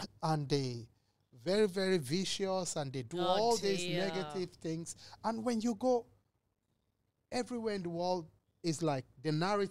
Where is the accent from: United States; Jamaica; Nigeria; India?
Nigeria; Growing up in Nigeria